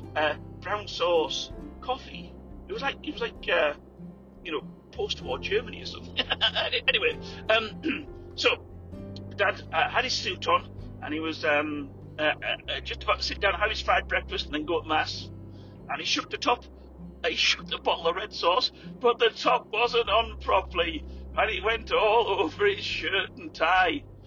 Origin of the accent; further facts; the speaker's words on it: England, United Kingdom; moved away; we were in England